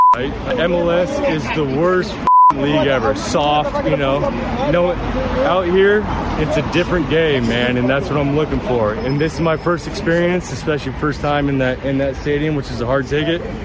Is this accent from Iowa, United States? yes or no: no; Seattle, Washington, United States; I'm from Seattle